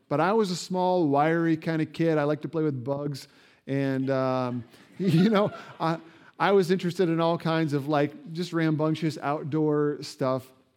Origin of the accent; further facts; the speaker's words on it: Indiana, United States; moved away; I grew up in Indiana where basketball is king